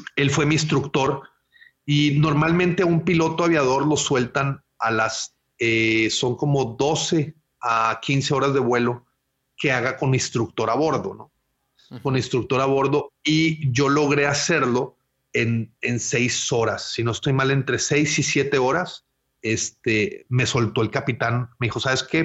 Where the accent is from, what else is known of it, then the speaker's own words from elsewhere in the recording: Monterrey, Nuevo León, Mexico; yo nací en, Monterrey eh, en, los, en el año 1980, eh, aquí, aquí mismo en Monterrey, y tengo toda mi infancia, eh, pues aquí